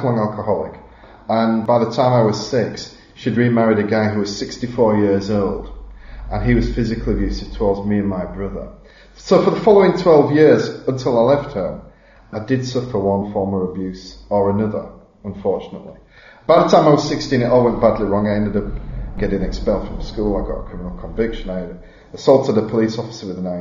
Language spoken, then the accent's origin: English; Halifax, Yorkshire and the Humber, United Kingdom; I'm from Halifax. Never been out of the county since I was like 11.